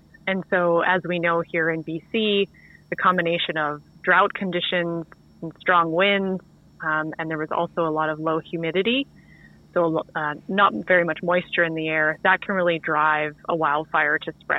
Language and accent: English; the Big Island, Hawaii, United States; now in Vancouver, Canada; I was born and raised in Hawaii on the Big Island